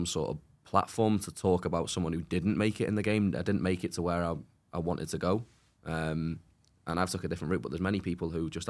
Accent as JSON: {"language": "English", "region": "Wales", "country": "United Kingdom", "said": "But I'm actually from North Wales."}